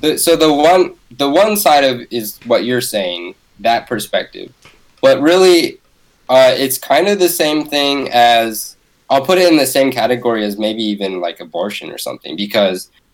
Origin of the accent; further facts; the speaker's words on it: Bay Area, California, United States; I grew up in the Bay Area